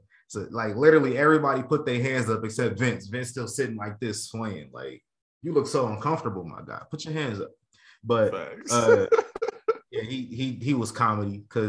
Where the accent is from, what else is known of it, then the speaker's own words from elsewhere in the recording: Atlanta, Georgia, United States; I can't go on the whole train in Atlanta. This is my hometown.